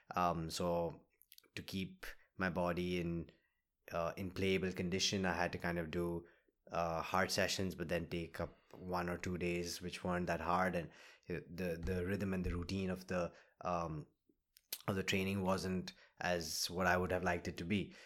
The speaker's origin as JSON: {"language": "English", "town": "Kolkata", "region": "West Bengal", "country": "India", "tie": "born or raised there"}